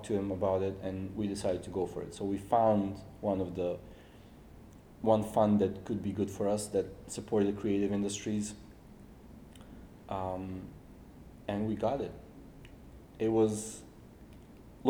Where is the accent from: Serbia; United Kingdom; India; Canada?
Serbia; moved away as an adult; now in Seoul, South Korea; from Serbia